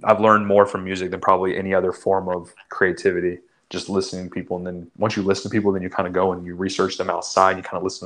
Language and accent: English; Orlando, Florida, United States; I'm from Orlando